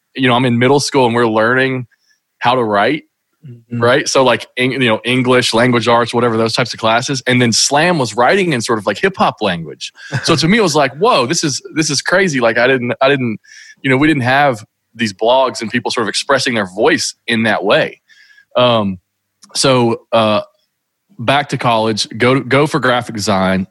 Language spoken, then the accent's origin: English; Kentucky, United States; growing up in Kentucky, which is where I still live.